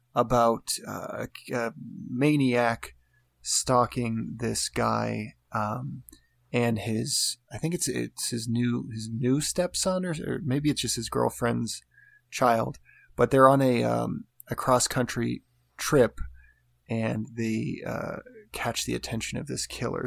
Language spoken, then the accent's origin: English; United States; I'm an American and Americans are are my people